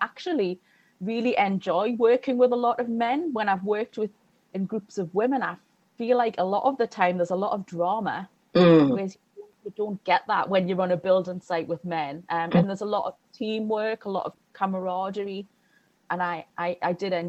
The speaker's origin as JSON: {"language": "English", "region": "the north of England", "country": "United Kingdom", "tie": "born or raised there", "said": "in my childhood in Northern England in the 80s"}